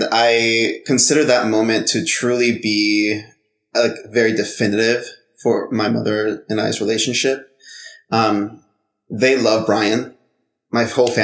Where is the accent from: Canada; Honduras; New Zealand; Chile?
Honduras; I'm from Honduras.